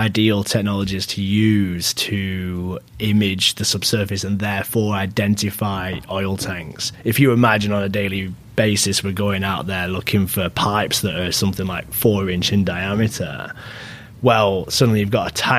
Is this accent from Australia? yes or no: no; England, United Kingdom; moved away as an adult; now in Vancouver, Canada; I was born in Vancouver, actually, to a Mexican father and an English mother, and then moved back to England at an early age, and I was raised there